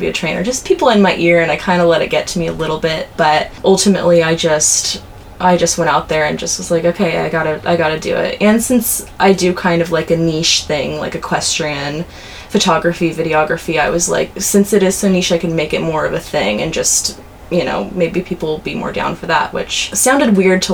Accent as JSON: {"language": "English", "area": "Orange County", "region": "California", "country": "United States", "tie": "born or raised there", "moved": "as an adult", "lives_now": "Santa Barbara, United States", "said": "I grew up in Orange County"}